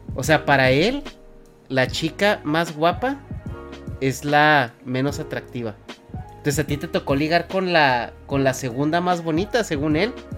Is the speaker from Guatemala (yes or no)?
no; Mexico; yo de México